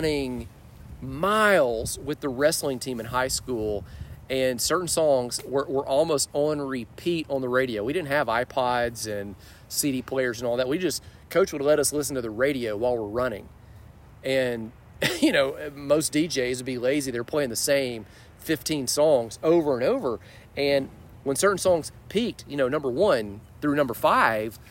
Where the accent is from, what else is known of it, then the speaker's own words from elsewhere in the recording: Birmingham, Alabama, United States; also born or lived in Texas; But around fifth grade, we moved to Birmingham